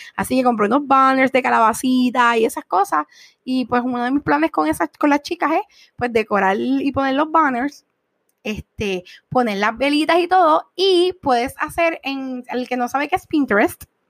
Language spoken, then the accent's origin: Spanish; Puerto Rico; estamos en Puerto Rico